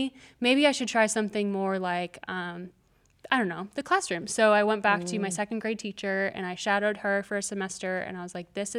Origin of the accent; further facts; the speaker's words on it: Minnesota, United States; I'm from Minnesota originally.